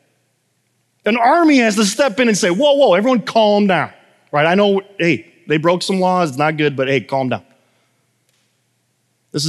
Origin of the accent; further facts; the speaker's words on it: United States; I'm American